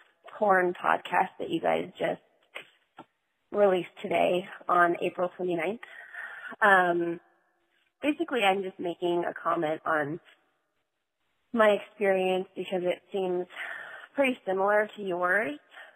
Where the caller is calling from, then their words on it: North Carolina, United States; I've called before in the past. I'm calling from North Carolina.